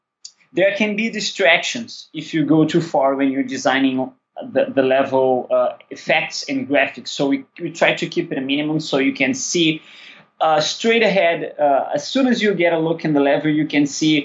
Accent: Rio de Janeiro, Brazil; We're both from Rio.

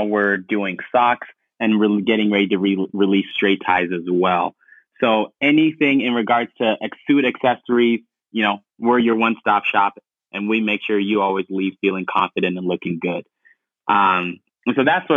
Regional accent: Ghana; English is a second language; now in Denver, United States; Originally from Ghana

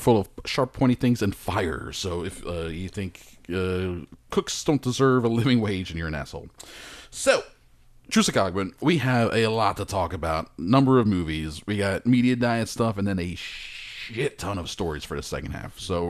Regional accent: United States; Am I British? No, I'm not British. I wish I was sometimes, but I'm not. I'm an American

